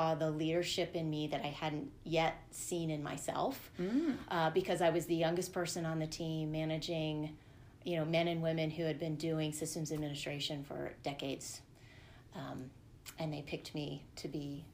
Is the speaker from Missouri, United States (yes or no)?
no; Northern Virginia, United States; moved away as an adult; also born or lived in California; now in Colorado, United States; I consider myself growing up in the Northern Virginia area